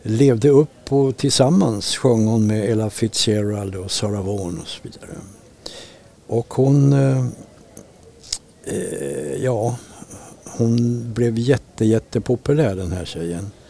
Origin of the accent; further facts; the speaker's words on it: Sweden; Eftersom jag var svensk